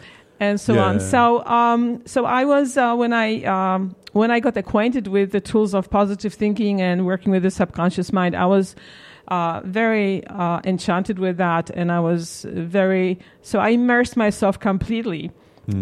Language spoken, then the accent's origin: English; Warsaw, Masovian Voivodeship, Poland; moved away as an adult; also born or lived in London; now in United States; I grew up in Poland when it was still a communist country